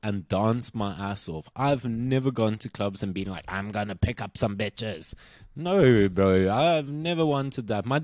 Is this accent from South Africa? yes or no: yes; South Africa; moved away; I'm South African